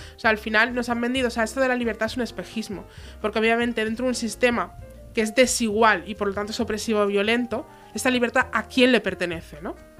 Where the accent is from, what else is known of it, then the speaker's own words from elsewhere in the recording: Tarragona, Catalonia, Spain; Nosotras que venimos de Tarragona y alrededores